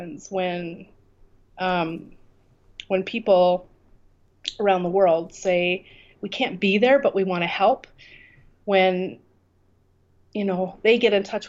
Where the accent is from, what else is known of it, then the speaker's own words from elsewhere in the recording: Canada; moved away as an adult; now in Kurdistan, Iraq; I I'm from Canada. I left my life in Canada and moved here